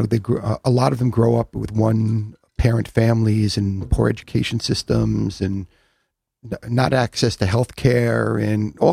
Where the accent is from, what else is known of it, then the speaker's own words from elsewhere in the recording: Long Island, New York, United States; I grew up on Long Island